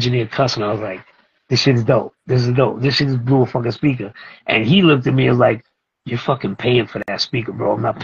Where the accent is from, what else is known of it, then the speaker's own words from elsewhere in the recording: New York City, New York, United States; I come from the street that they come from. You know, I come from Brooklyn